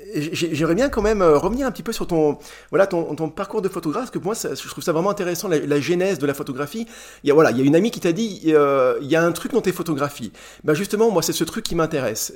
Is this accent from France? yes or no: yes; Charolais, Bourgogne-Franche-Comté, France; j'ai grandi dans le Charolais